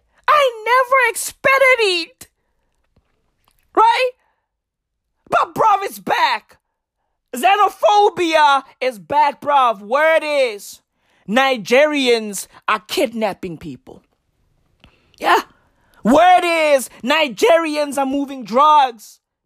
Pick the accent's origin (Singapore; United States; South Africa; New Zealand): South Africa